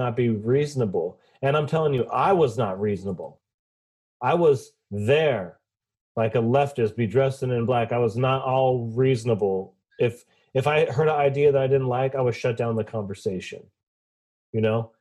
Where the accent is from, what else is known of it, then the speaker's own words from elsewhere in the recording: Portland, Oregon, United States; I'm from Portland